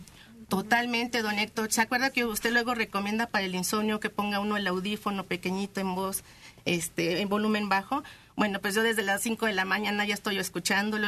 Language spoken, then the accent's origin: Spanish; Michoacán, Mexico; somos de Michoacán